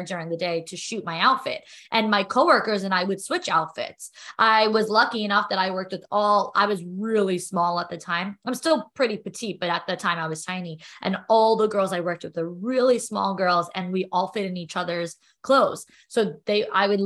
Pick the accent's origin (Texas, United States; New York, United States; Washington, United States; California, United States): New York, United States; I'm a New Yorker